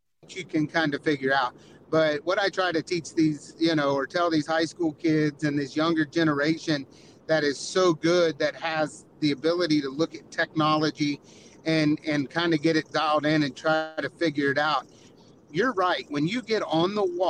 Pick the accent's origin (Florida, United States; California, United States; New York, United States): Florida, United States; being from Florida